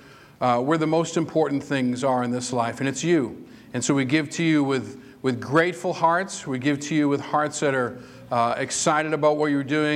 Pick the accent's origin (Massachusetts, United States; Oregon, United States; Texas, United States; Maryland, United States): Massachusetts, United States; Whitman; moved away; I'm from Whitman, Massachusetts